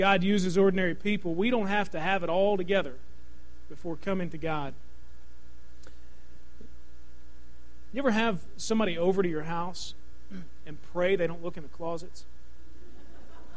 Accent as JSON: {"language": "English", "town": "Louisville", "region": "Kentucky", "country": "United States", "tie": "born or raised there", "said": "I grew up in Kentucky"}